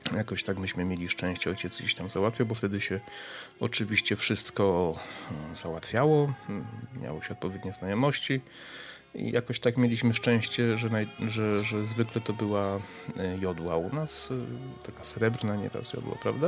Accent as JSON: {"language": "Polish", "town": "Przemyśl", "region": "Subcarpathian Voivodeship", "country": "Poland", "tie": "born or raised there", "said": "pochodzę z Przemyśla, mieszkaliśmy w takim mieszkaniu na parterze"}